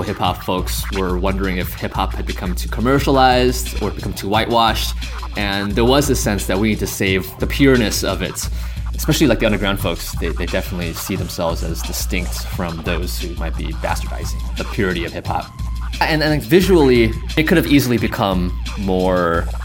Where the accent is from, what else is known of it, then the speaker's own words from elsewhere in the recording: Cerritos, California, United States; growing up in Southern California, growing up in Cerritos